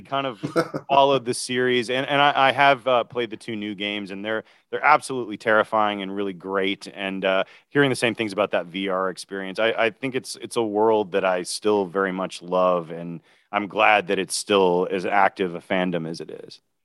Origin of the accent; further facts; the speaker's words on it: Chattanooga, Tennessee, United States; also born or lived in Nashville; I grew up in Chattanooga.